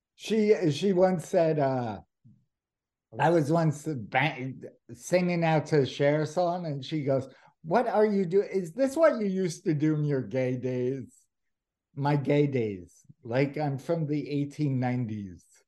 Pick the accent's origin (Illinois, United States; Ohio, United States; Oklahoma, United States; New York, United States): New York, United States; New York City; I grew up in New York City